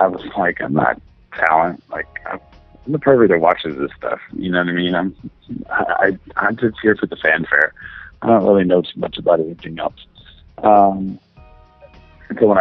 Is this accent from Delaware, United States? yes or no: no; Los Angeles, California, United States; also born or lived in Western Massachusetts; I pretty much grew up in L.A.